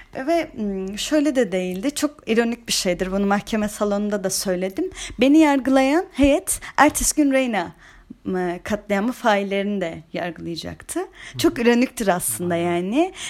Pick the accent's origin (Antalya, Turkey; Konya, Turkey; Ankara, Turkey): Antalya, Turkey; Ama ben Antalyalıyım